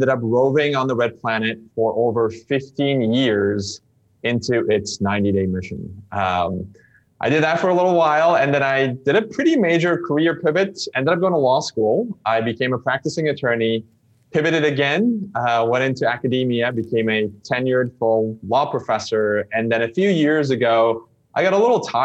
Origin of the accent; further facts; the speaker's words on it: Istanbul, Turkey; English is a second language; moved away as an adult; also born or lived in United States; I grew up in Istanbul, Turkey, learned English as a second language